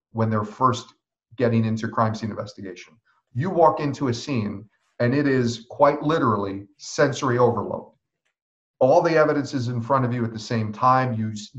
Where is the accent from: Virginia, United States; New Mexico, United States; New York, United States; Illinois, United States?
New York, United States; me as a New Yorker